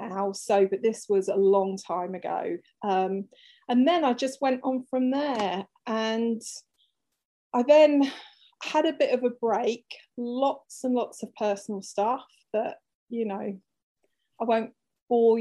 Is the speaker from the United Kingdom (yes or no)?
yes; England, United Kingdom; also born or lived in Cornwall; I'm from England, if you didn't tell from the accent.